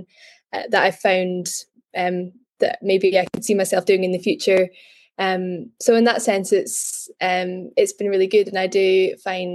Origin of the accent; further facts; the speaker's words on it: Glasgow, Scotland, United Kingdom; moved away as an adult; now in Edinburgh, United Kingdom; I am from Glasgow, but I'm currently in Edinburgh.